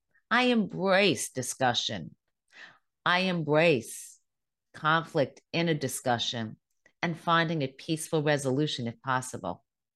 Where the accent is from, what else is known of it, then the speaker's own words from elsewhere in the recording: United States; I am a proud American. I happen to be Jewish, but I am an American